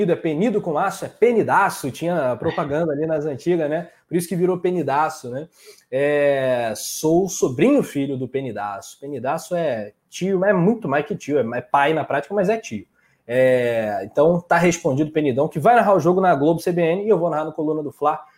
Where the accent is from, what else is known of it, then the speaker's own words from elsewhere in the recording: Rio de Janeiro, Brazil; accent: carioca; Eu sou carioca, né? o sotaque não, não, não, não engana.